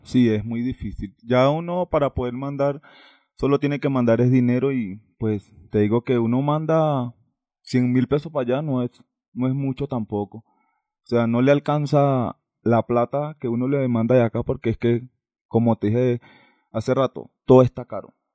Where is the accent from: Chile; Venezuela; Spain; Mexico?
Venezuela; Valencia, Carabobo; moved away as an adult; now in Bogotá, Colombia; yo soy de Valencia.